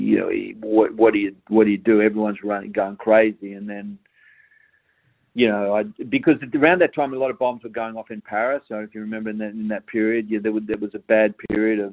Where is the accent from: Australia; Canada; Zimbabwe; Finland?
Australia; being Australian